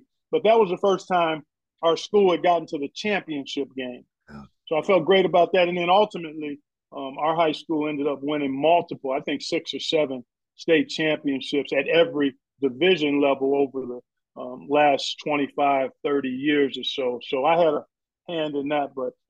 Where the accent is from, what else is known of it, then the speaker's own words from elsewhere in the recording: Cleveland, Ohio, United States; I grew up in Cleveland.